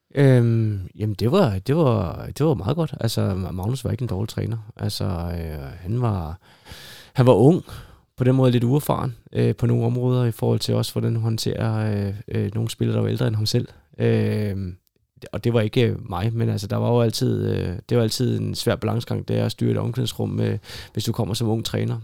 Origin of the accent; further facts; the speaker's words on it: Hillerød, Capital Region of Denmark, Denmark; moved away as an adult; also born or lived in Aalborg / Odense / Rotterdam; jeg er født og opvokset i Hillerød